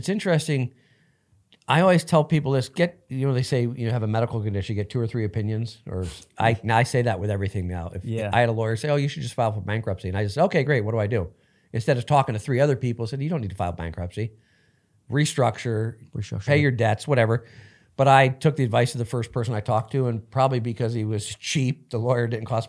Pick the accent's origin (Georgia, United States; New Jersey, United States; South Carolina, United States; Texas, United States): New Jersey, United States; now in Los Angeles, United States; No, I grew up in New Jersey.